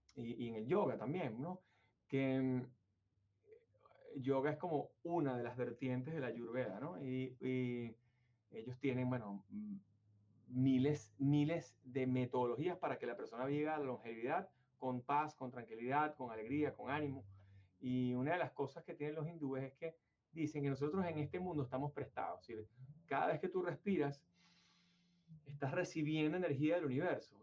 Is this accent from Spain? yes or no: no; Venezuela; now in United States; Yo vengo de Venezuela, obviamente, y mi mayor experiencia laboral en mi compañía en Venezuela